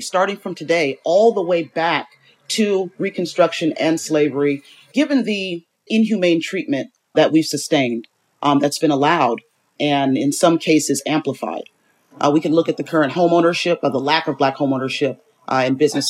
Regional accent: Bay Area, California, United States; now in Los Angeles, United States; I'm from the Bay Area, but I currently reside in Los Angeles

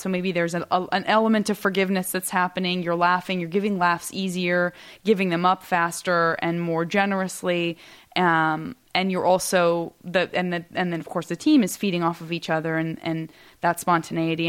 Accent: Tucson, Arizona, United States; moved away; growing up in Tucson

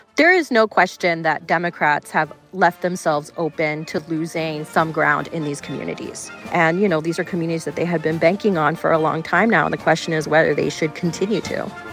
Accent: Florida, United States; I grew up in Florida

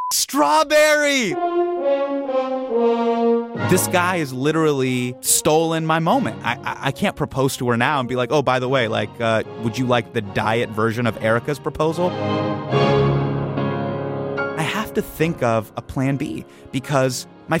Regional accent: United States; I am an Indian American male

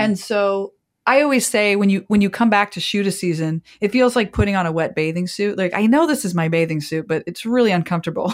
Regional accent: Copley, Ohio, United States; moved away as an adult; also born or lived in Wisconsin / Chicago; I grew up in Ohio. In fact, my entire family is still in my hometown

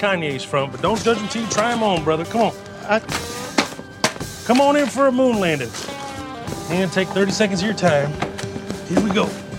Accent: Texas, United States; But yeah, I definitely identify as a Texan, Palestinian.

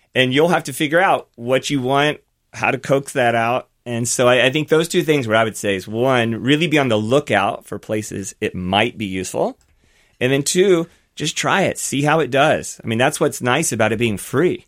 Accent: Versailles, Kentucky, United States; my hometown. So mine's called Versailles, Kentucky, very small town

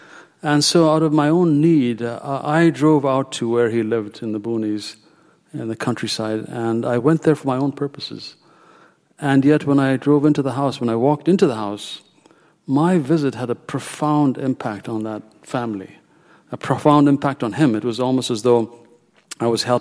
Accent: Ethiopia; moved away as an adult; now in United States; I was born in Ethiopia, my destiny was completely different. And I actually began medical school there

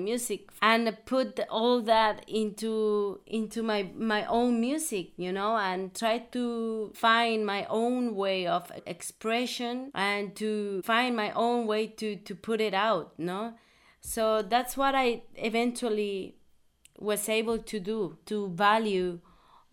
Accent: Veracruz, Mexico; I grew up in Veracruz. I live in Veracruz

